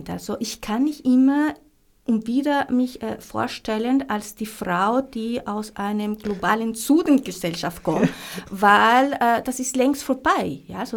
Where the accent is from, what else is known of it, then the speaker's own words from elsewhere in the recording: Colombia; born there; German is a second language; moved away; also born or lived in Germany; ich bin in Kolumbien geboren. das stimmt schon. Aber seit 20 Jahren lebe ich in Europa. Mhm. Ja, also erst in Deutschland und dann ich bin.